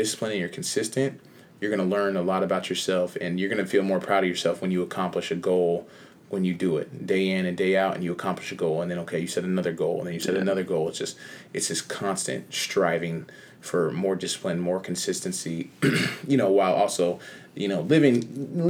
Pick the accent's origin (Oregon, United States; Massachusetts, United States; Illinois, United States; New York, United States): Oregon, United States; Eugene; moved away as an adult; now in Los Angeles, United States; I was born and raised in Eugene, Oregon.